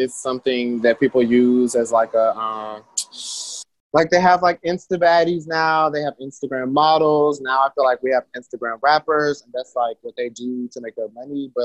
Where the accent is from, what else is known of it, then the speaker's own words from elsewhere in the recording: New York City, New York, United States; now in Atlanta, United States; I'm from Queens, I'm from New York. But I've been in Atlanta for a really long time now. I started doing music in Atlanta, but I'm born in New York